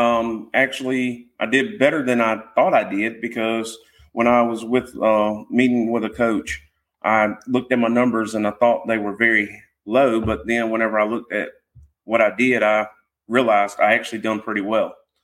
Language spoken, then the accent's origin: English; North Carolina, United States; accent: North Carolina twang; North Carolina.